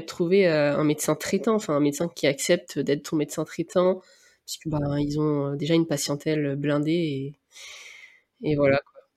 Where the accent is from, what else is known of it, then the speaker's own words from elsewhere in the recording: Réunion; moved away as an adult; also born or lived in Nantes, France / Rennes, France; now in France; je suis née, j'ai grandi à La Réunion